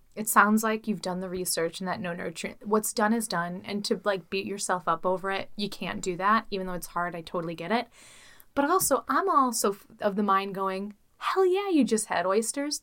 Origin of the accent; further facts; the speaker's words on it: Chicago, Illinois, United States; I'm from Chicago